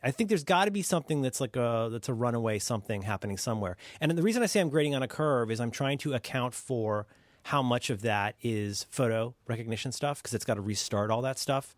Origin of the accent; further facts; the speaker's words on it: United States; growing up in America at a time when we were still very much